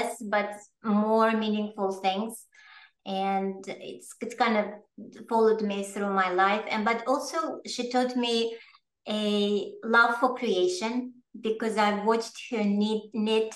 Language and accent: English; Russia; English is a second language; moved away as an adult; now in New York, United States; I was born in the Soviet Union, in a communist country, in the former Soviet Union.